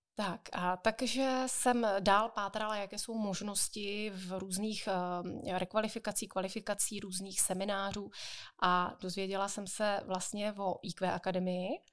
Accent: Jaroměř, Hradec Králové Region, Czechia; u nás v Jaroměři

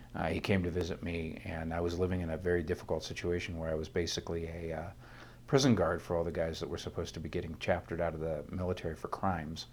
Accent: northern Ohio, United States; I grew up in a tiny little town in northern Ohio, thirteen miles from the Canadian border across Lake Erie.

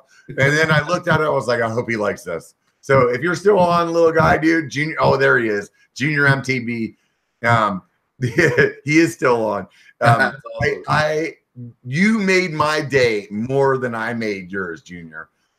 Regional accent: California, United States; also born or lived in Pennsylvania; I'm like, oh, I'm from California. And then they're like, oh, I hate California. I'm like, yeah, but I was born in Pennsylvania.

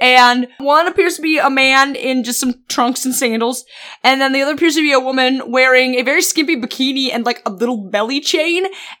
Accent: United States; As an American

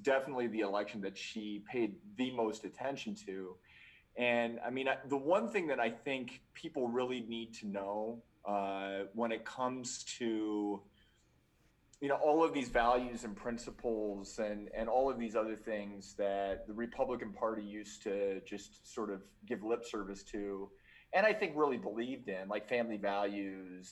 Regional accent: Cedar Rapids, Iowa, United States; moved away as an adult; also born or lived in Kansas; now in Salt Lake City, United States; Cedar Rapids, Iowa area is where I'm from.

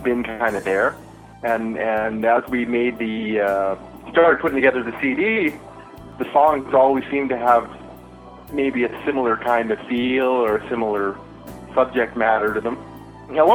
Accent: Dokis First Nation, Ontario, Canada; now in Ottawa, Canada; I'm Ojibwe from the Doki's First Nation in Ontario

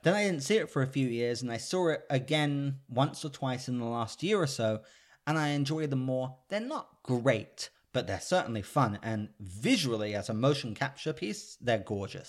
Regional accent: United Kingdom; I'm British

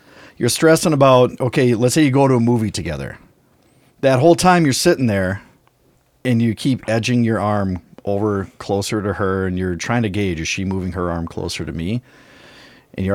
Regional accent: North Dakota, United States; You're right. I did.

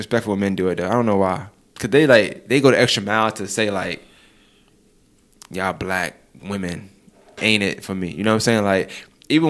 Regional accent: New York, United States; I'm from New York

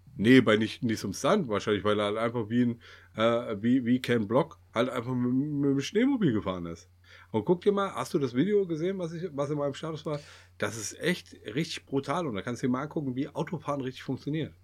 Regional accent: Kassel, Hesse, Germany; wir kommen ja aus Kassel

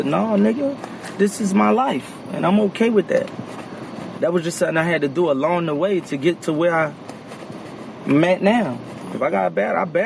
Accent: Philadelphia, Pennsylvania, United States; I'm from North Philly. I'm from the track

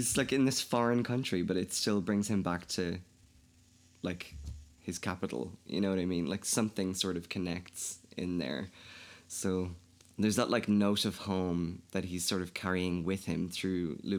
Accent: County Kildare, Ireland; accent: Kildare; I think my accent's probably changed. I don't think I'm as Irish as I probably was before. It's also really difficult talking to an American because I have such a flat accent that I kind of tend to switch a little bit.

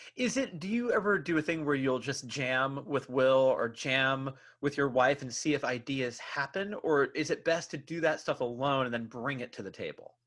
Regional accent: Bay Area, California, United States; growing up in the Bay Area, like you and I did

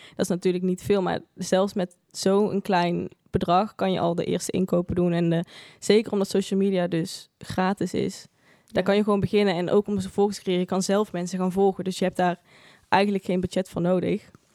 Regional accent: Eindhoven, North Brabant, Netherlands; moved away as an adult; now in Tilburg, Netherlands; ik geboren en getogen in Eindhoven ook

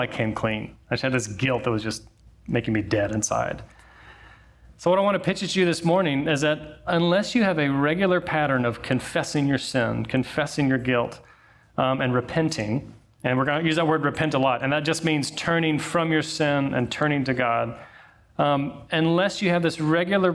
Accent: Alabama, United States; I was born in Alabama

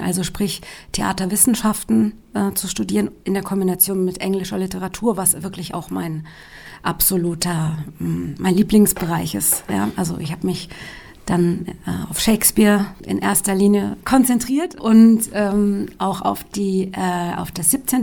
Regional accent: Darmstadt, Hesse, Germany; ich bin im Rhein-Main-Gebiet aufgewachsen, in Darmstadt

